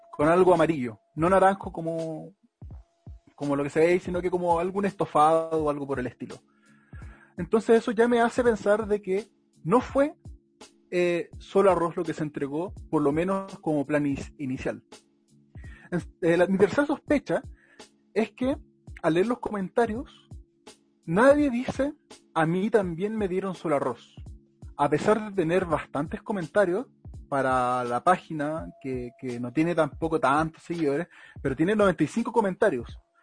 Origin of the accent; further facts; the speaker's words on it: Melipilla, Santiago Metropolitan Region, Chile; una página melepillana de mi ciudad natal